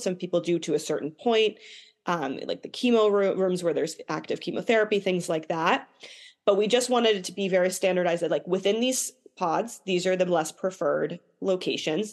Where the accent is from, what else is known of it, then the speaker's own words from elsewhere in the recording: Boston, Massachusetts, United States; I grew up in the Boston area.